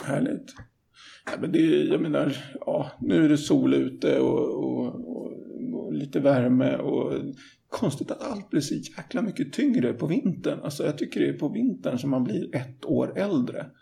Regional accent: Stockholm, Stockholm County, Sweden; jag är ju från Stockholm så att jag är uppväxt med svart snö

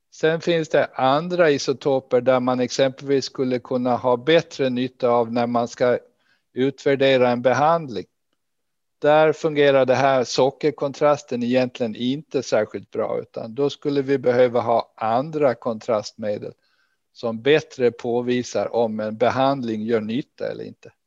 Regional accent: Gotland, Sweden; now in Lund, Sweden; jag är ursprungligen från Gotland och det hörs väl kanske ännu.

